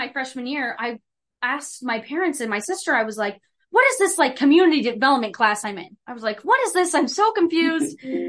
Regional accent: Woodbine, Iowa, United States; moved away as an adult; also born or lived in Independence, Missouri / Blue Springs, Missouri; now in Lamoni, United States; So I'm originally from Woodbine, Iowa, a small little town, basically just like Lamoni.

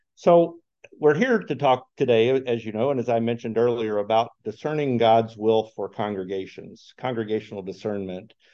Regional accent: Chicago, Illinois, United States; I am also from Chicagoland area

